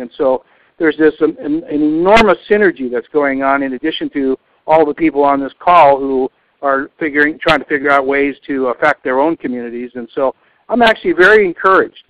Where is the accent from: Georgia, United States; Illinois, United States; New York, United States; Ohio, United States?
New York, United States; Rochester; I was born in Rochester, New York, in 1944